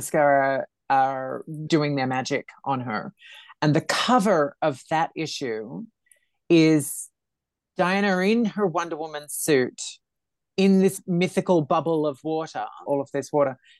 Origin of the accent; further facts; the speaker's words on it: Australia; I'm Australian.